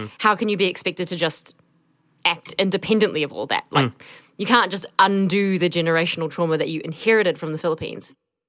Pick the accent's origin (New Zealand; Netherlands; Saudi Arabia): New Zealand; Auckland; Born in 1989, I was the third youngest. I grew up in Glenfield, went to a mixed-race lower decile school, and had mostly white best friends growing up.